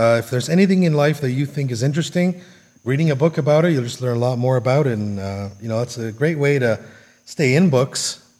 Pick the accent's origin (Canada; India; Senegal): Canada; I'm a Canadian, so we're all about hockey and maple syrup.